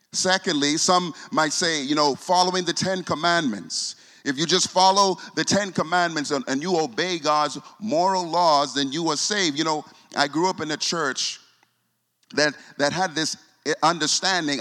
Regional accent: Bahamas; I'm from the Bahamas

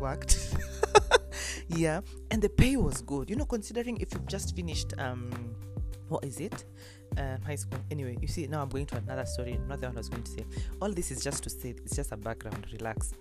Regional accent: Kenya; also born or lived in Eldoret, Kenya; I'm coming from Moy Girls, Eldoret

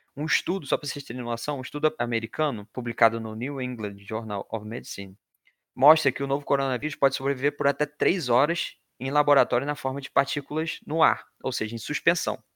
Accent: Rio de Janeiro, Brazil; moved away; sou natural do Rio de Janeiro

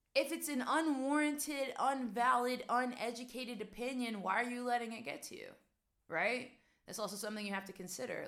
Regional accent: West Virginia, United States; moved away as an adult; also born or lived in New York / Amsterdam, Netherlands; now in Netherlands; so I'm originally from West Virginia, guys. I'm originally from a small town where stress just doesn't exist. Like, I don't remember growing up and feeling stressed.

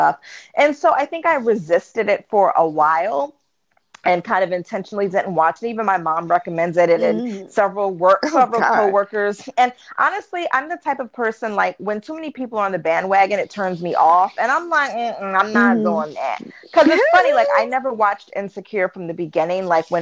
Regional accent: Baltimore, Maryland, United States; which is like my hometown area

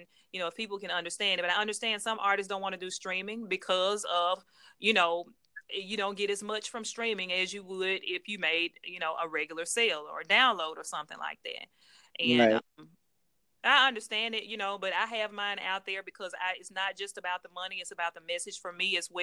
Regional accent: Jackson, Mississippi, United States; my hometown, Jackson, Mississippi.

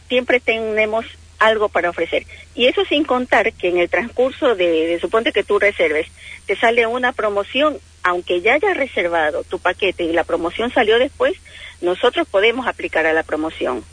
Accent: Ecuador; moved away as an adult; now in Bahía Blanca, Argentina; Yo soy de Ecuador.

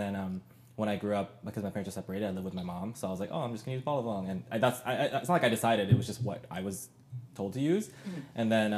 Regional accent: Ancaster, Ontario, Canada; I grew up in Ancaster

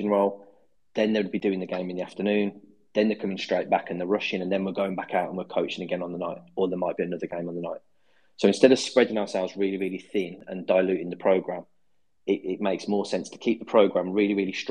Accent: Birmingham, West Midlands, United Kingdom; accent: Brummie; my Brummie accent

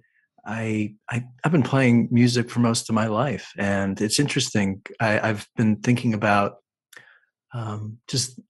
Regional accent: Cleveland, Ohio, United States; now in Los Angeles, United States; From Ohio, Cleveland, Ohio

